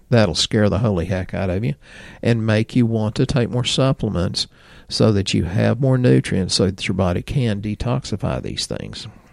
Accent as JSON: {"language": "English", "region": "Texas", "country": "United States", "accent": "redneck Texan", "said": "I'm redneck Texan 'cause I'm rural"}